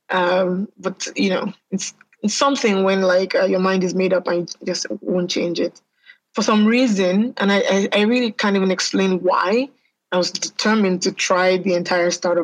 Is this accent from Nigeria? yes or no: yes; Nigeria; I'm Nigerian. So I was born in Nigeria and I've lived here most of my life